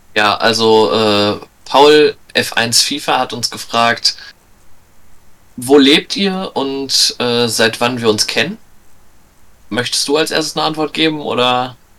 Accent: Lippstadt, North Rhine-Westphalia, Germany; ich komme aus Lippstadt, einer kleinen Stadt, also klein, relativ, aber einer Stadt in der Nähe von Paderborn.

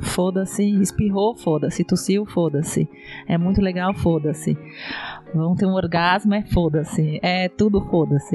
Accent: Brazil; moved away as an adult; now in Portugal; eu sou brasileira

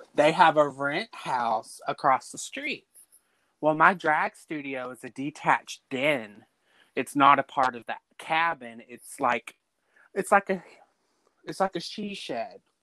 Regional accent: Dallas, Texas, United States; I'm originally from Dallas. I've been out in the country for 13 years now

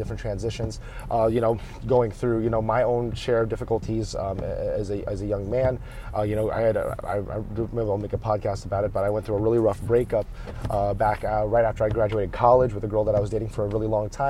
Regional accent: United States; they've grown up more than half their adult lives here in the United States where they raised me

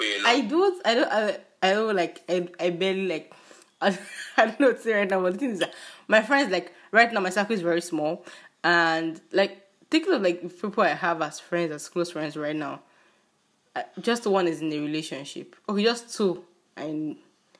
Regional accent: Nigerian Igbo, Igboland, Nigeria; a Nigerian Igbo girl that I am

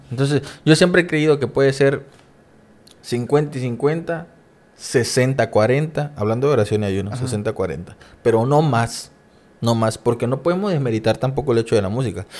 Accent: Coatzacoalcos, Veracruz, Mexico; moved away as an adult; now in Campeche, Mexico; estar en otra ciudad que no es mi ciudad natal. Para los que no saben, soy de Coaxacualcos, Veracruz.

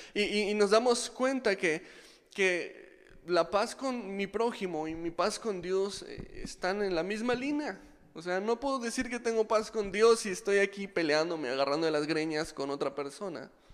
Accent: Mexico; soy mexicano

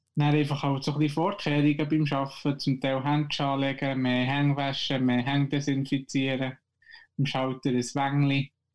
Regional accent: Switzerland; bei uns in der Schweiz

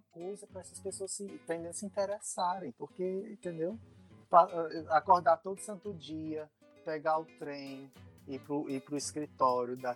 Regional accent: Brazil; só chegavam perto de mim porque eu sou brasileiro

